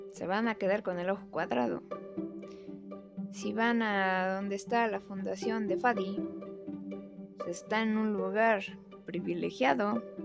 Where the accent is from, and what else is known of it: Mexico